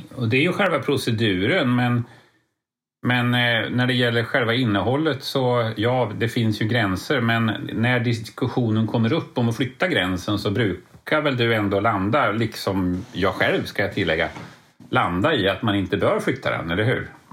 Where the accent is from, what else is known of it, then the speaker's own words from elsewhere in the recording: Lidköping, Västra Götaland, Sweden; Jag är från Lidköping